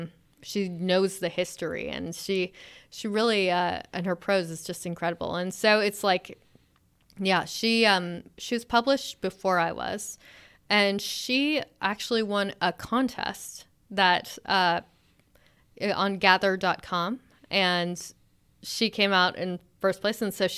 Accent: California, United States; also born or lived in Alabama / Texas; Originally, I'm from Alabama. And lived in Texas for a bit, and then mostly grew up in California. And then I sort of moved around for school. I was in New Hampshire

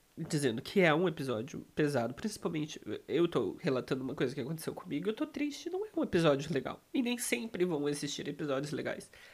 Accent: Brazil; moved away as an adult; now in Poland; Eu não saí do Brasil

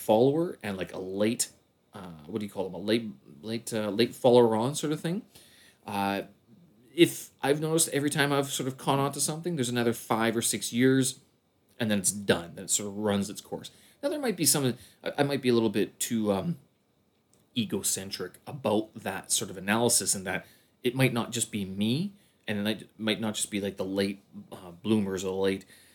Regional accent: the Canadian Prairies, Canada; now in China; My hometown, the Prairies

